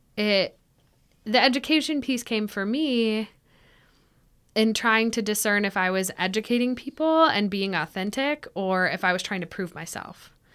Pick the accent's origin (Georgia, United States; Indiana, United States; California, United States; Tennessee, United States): Tennessee, United States; Ashland City; also born or lived in Nashville / Clarksville; I was born in Nashville and I grew up um, outside of Nashville near Ashland City in Cheatham County